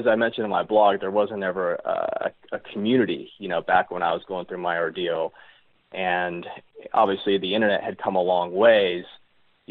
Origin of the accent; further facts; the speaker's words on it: Reno, Nevada, United States; growing up in the Reno Tahoe area, like going to like camp as a kid